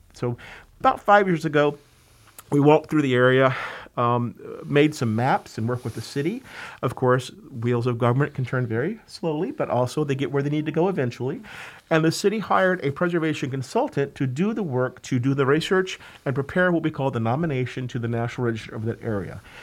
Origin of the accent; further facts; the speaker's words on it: Georgia, United States; moved away as an adult; now in New York, United States; I grew up in Georgia, actually, and got a master's in historic preservation from the University of Georgia.